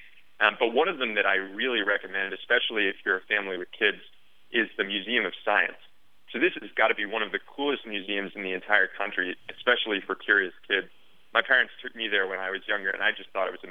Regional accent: New Jersey, United States; now in San Francisco, United States; I live in San Francisco, but I grew up in New Jersey

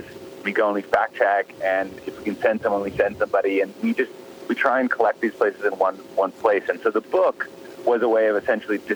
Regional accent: Midwest, United States; I grew up in the Midwest

